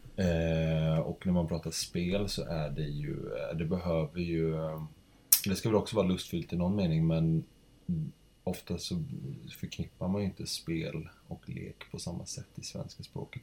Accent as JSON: {"language": "Swedish", "region": "Kalmar County", "country": "Sweden", "tie": "born or raised there", "moved": "yes", "lives_now": "Gothenburg, Sweden", "said": "jag växte upp på Öland"}